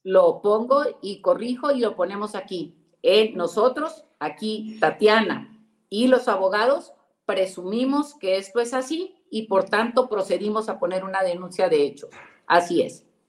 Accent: Nuevo León, Mexico; vivo en Nuevo León, soy de Nuevo León o estoy aquí, aquí es donde resido

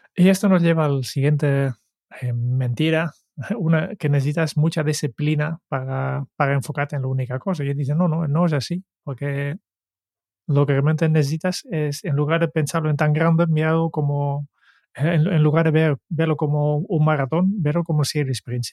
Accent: Netherlands; Spanish is a second language; moved away; yo soy holandés

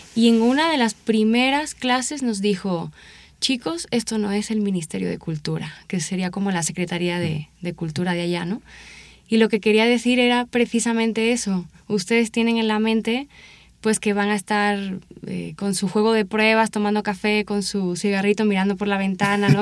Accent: Seville, Andalusia, Spain; moved away; Soy original de Sevilla, España, y realicé mi licenciatura allá en mi ciudad de, origen

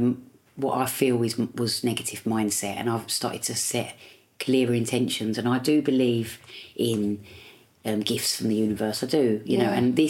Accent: London, United Kingdom; accent: Cockney; also born or lived in Leytonstone; So I was brought up in Tower Hamlets.

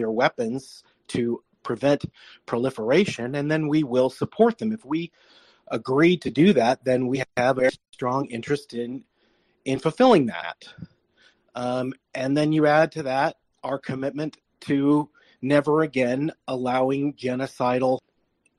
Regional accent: United States; as an American

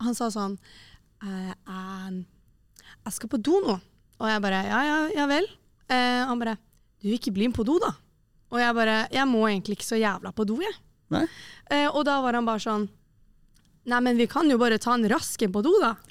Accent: Oslo, Norway; moved away; Det var hjemme i Oslo

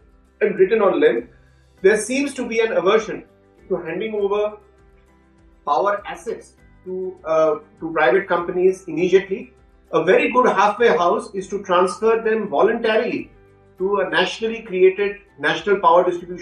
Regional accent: India; as an Indian

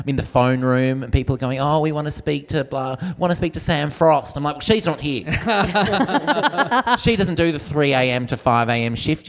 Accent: Perth, Western Australia, Australia; I'm from Perth.

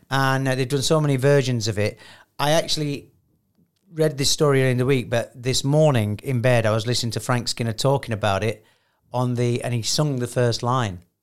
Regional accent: United Kingdom; I'm too British

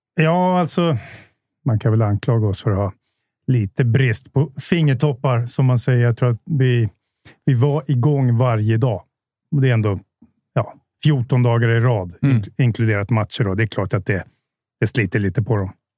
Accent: Jakobsberg, Stockholm County, Sweden; also born or lived in Bromma; now in Solna, Sweden; jag är uppvuxen i Jakobsberg, inte så långt härifrån.

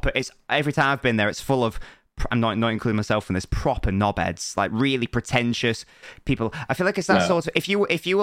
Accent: Manchester, North West England, United Kingdom; we're both from Manchester

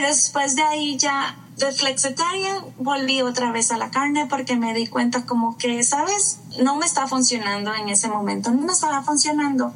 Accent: Costa Rica; moved away as an adult; now in New York, United States; soy de Costa Rica, por eso me dijiste estica y soy nacida y criada en Costa Rica, pero me vine a vivir a New York hace 14 años ya

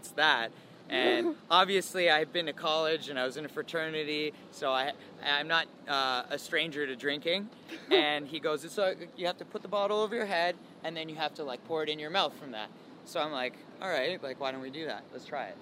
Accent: London, Ontario, Canada; London, my hometown

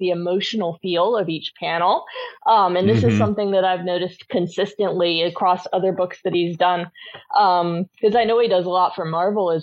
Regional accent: United States; moved away; also born or lived in United Kingdom; I spent a large portion of my childhood there, and I feel like I have the right as an American

